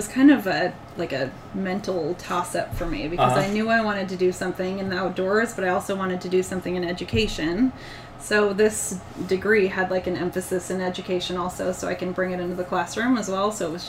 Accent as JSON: {"language": "English", "area": "Sonoma County", "region": "California", "country": "United States", "tie": "born or raised there", "said": "I was born and raised in Sonoma County. I stuck around here and went to school at Sonoma State."}